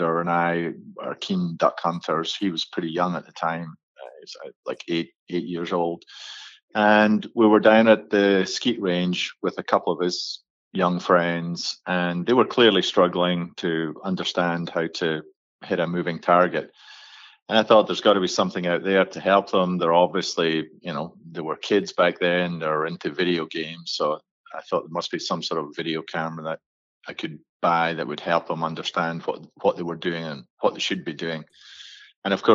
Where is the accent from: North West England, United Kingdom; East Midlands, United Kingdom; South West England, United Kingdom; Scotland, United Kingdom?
Scotland, United Kingdom; moved away as an adult; now in Boca Raton, United States; I'm from Scotland originally and came over here in 1988, back when IBM was making the first personal computers in Boca Raton, Florida